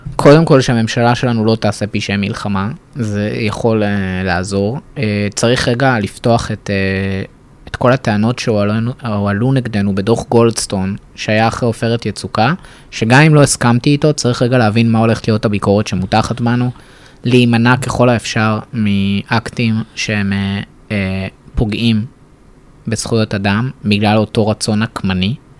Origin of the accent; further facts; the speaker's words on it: Israel; אני אמנם גדלתי בישראל באזור ליברלי